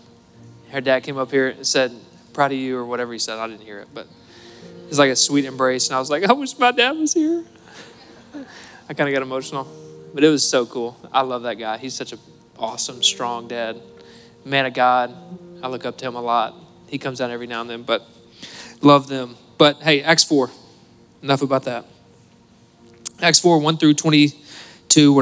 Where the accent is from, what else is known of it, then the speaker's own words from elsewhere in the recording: Cabot, Arkansas, United States; I'm from Cabot. It's part of my testimony